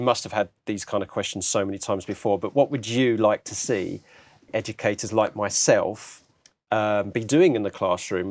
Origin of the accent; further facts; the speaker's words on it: Harlow, East of England, United Kingdom; I'm originally from Harlow in Essex